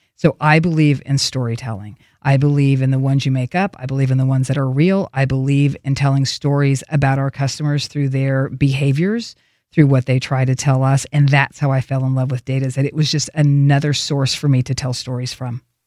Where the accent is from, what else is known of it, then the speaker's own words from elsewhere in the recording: Oklahoma, United States; accent: southern; moved away; I grew up in this little town